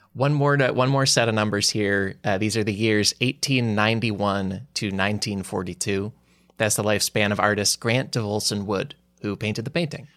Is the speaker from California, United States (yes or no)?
no; Glen Ellyn, Illinois, United States; me growing up in Glen Ellen, Illinois